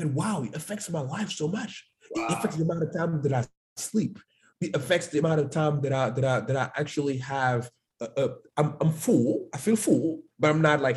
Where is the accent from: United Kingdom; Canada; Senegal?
Senegal; Dakar; English is a second language; moved away as an adult; now in United States; I was born in Dakar